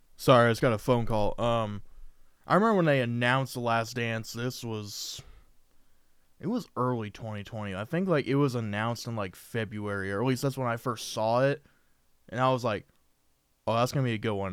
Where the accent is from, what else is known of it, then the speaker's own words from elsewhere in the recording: Indiana, United States; I'm from Indiana